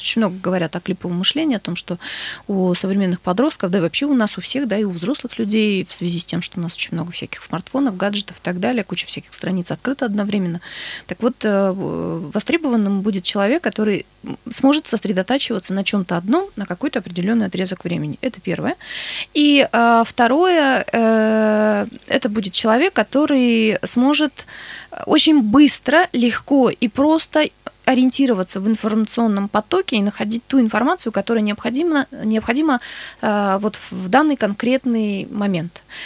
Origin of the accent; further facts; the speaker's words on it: Novouralsk, Sverdlovsk Oblast, Russia; я сама из Новоуральска